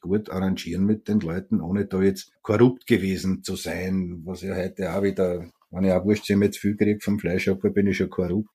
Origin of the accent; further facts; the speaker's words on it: Vienna, Austria; Als Wiener